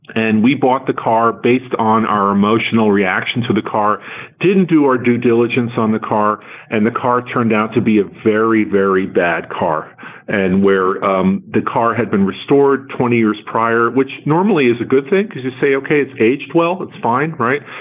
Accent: New Jersey, United States; we grew up in New Jersey

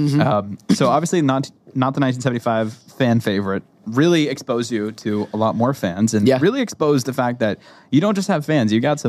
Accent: Boston, Massachusetts, United States; I'm from Boston.

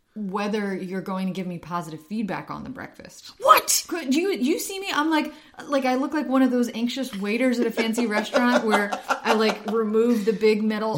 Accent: Ukraine; moved away; I'm from Ukraine

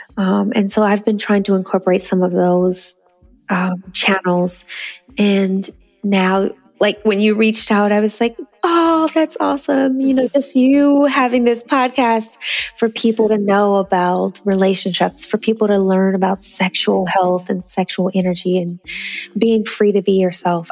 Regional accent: Northern California, United States; I'm from northern california and nice. san francisco and you know i grew up in a small town

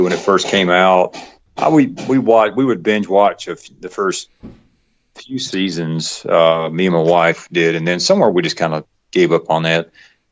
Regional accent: west of Atlanta, Georgia, United States; accent: Southern; also born or lived in Texas; now in Atlanta, United States; I lived out west of Atlanta, which is more of a kind of a country area for many years. And I think that's where I developed so much of the Southern accent that I have

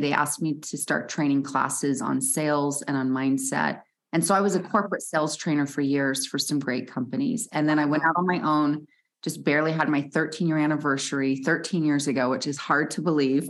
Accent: Salt Lake City, Utah, United States; I grew up in Salt Lake City, Utah, where I'm based

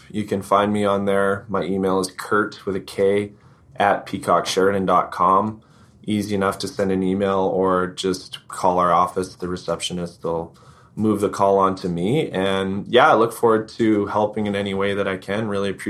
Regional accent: Brandon, Manitoba, Canada; now in Kelowna, Canada; where I grew up in Brandon.

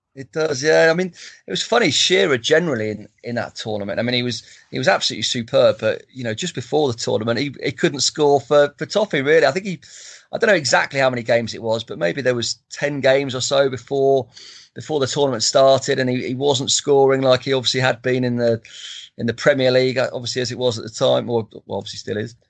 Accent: Stamford, East Midlands, United Kingdom; my hometown, Stamford

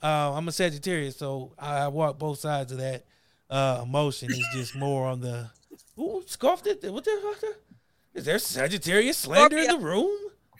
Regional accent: Akron, Ohio, United States; Yeah, because I grew up in Akron, Ohio. Not the greatest place.

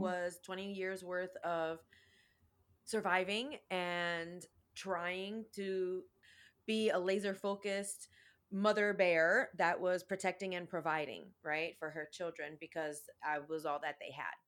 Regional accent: Chicago, Illinois, United States; I was born and raised in Chicago

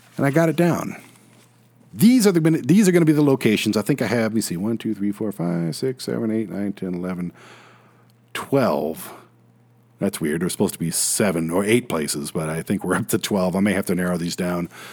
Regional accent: Detroit, Michigan, United States; I'm a city boy, born and raised in South Detroit

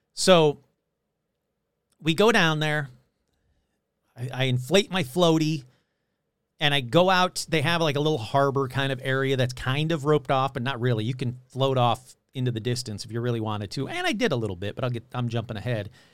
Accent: Michigan, United States; moved away; Growing up in Michigan

